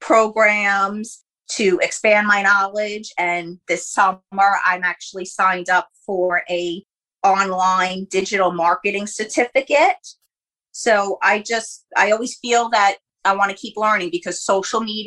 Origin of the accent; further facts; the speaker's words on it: Jersey Shore, New Jersey, United States; I'm actually a Jersey Shore girl